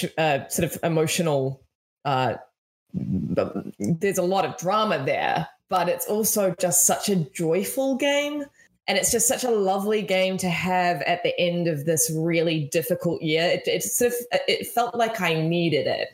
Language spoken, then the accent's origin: English; New Zealand; from New Zealand